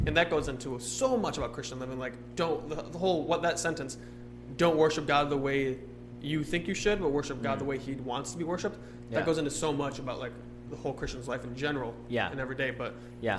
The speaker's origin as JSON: {"language": "English", "country": "Ireland", "said": "I'm Irish, though. So."}